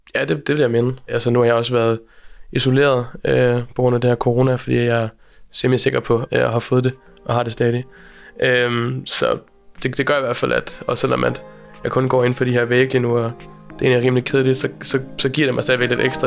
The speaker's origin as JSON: {"language": "Danish", "town": "Aalborg", "region": "North Denmark Region", "country": "Denmark", "also_born_or_lived": "Copenhagen / Berlin", "moved": "as an adult", "said": "jeg kommer fra Aalborg"}